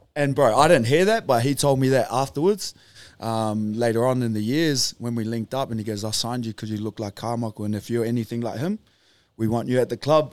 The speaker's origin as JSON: {"language": "English", "region": "Auckland", "country": "New Zealand", "tie": "born or raised there", "moved": "yes", "said": "I was born in Auckland, New Zealand. I said that before, a small place called Beach Haven in the North Shore"}